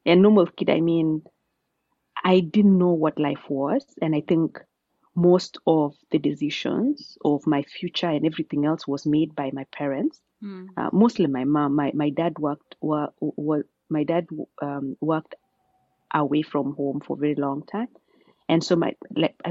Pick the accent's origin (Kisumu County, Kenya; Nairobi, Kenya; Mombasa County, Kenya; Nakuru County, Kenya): Nakuru County, Kenya; Amalo village, Keringet; moved away as an adult; also born or lived in Oxford, United Kingdom / Massachusetts, United States; now in Cambridge, United States; Born and raised in Nakuru County, Keringet sub-county, in a village called Amalo